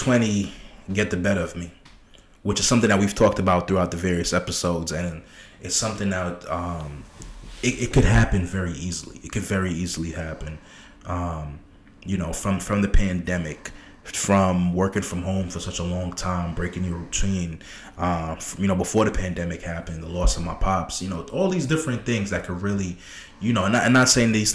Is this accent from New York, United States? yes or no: yes; New York City, New York, United States; I was born in Brooklyn. I was born in Brooklyn, Flatbush